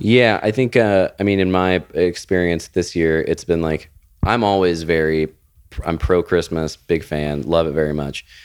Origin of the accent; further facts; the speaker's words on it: Florida, United States; moved away; I was raised in Florida